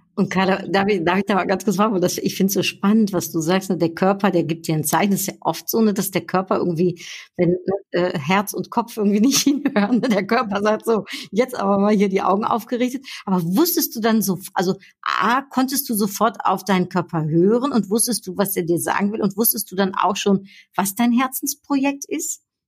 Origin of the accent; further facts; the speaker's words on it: Netherlands; ich bin ja Niederländerin